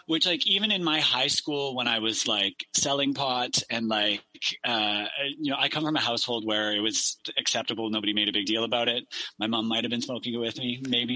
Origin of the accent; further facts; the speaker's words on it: Victoria, British Columbia, Canada; I grew up in Victoria